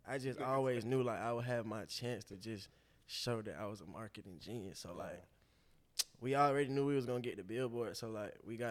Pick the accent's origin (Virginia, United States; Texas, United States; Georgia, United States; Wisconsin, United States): Georgia, United States; Atlanta; also born or lived in Los Angeles, California; I was born in Los Angeles, California. I was raised on the south side of Atlanta.